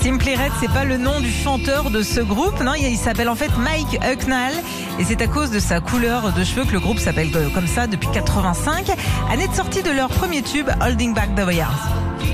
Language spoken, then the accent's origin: French; France; chez nous en France